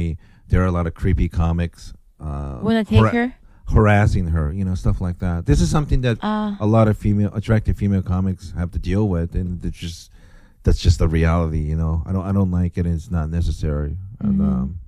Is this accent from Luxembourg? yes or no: no; Kansai, Japan; now in United States; I'm from the Kansai region